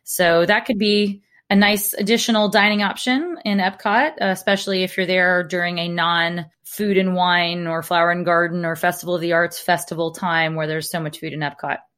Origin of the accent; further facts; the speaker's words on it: Alabama, United States; accent: Alabama; I grew up in Alabama where we have a town called Lafayette